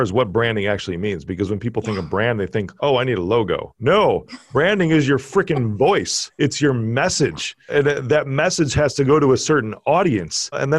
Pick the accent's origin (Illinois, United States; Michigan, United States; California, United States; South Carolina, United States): Illinois, United States; Chicago; Most people cannot tell that I'm from Chicago.